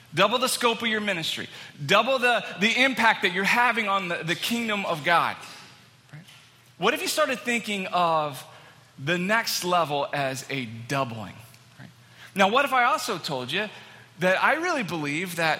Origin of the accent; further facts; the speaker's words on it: Texas, United States; moved away as an adult; now in Manchester, United States; I'm from Texas, born and raised. I lived there for all my life